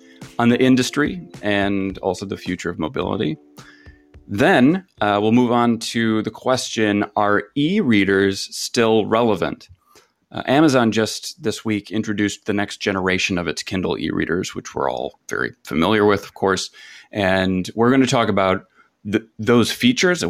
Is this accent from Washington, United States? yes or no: no; Michigan, United States; also born or lived in West Coast; I'm from Michigan